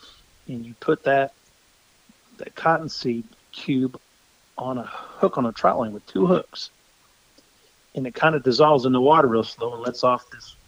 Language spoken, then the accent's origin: English; Missouri, United States; My family has a home on the Osage River, which is here in my hometown. And I live on the Moro River, and my folks lived on the Moro River. We've always had people that had lake homes at Lake Ozark